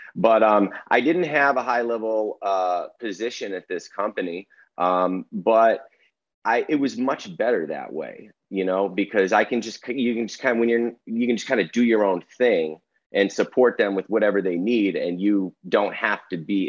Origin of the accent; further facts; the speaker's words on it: Arizona, United States; Growing up in Arizona